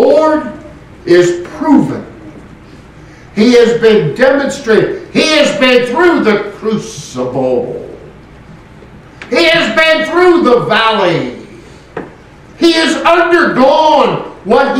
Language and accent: English; West Coast, United States; moved away; I grew up on the West Coast